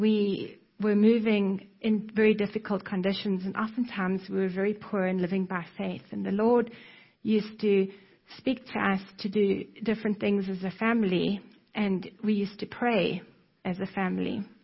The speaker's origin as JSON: {"language": "English", "country": "South Africa", "tie": "born or raised there", "moved": "yes", "said": "you can probably hear from my accent that I am not American. I was born in South Africa"}